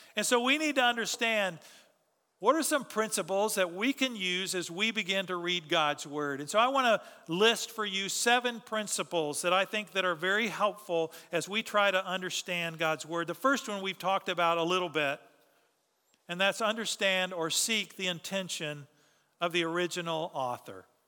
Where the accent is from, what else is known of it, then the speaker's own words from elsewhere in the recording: Texas, United States; we're proud to be Texan